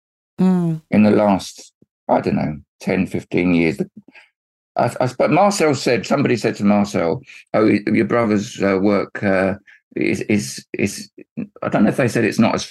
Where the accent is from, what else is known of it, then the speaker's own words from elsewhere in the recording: Luton, East of England, United Kingdom; also born or lived in London; I was born in London, of course I was, yeah. And then Angela came along and there just wasn't room. Mm. And so they moved to Luton where there was room.